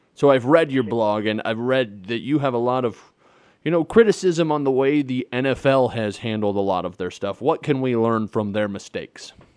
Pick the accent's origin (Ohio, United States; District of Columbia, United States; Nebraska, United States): Nebraska, United States; now in South Dakota, United States; I'm a Midwest boy. I was raised in Nebraska. I live in South Dakota.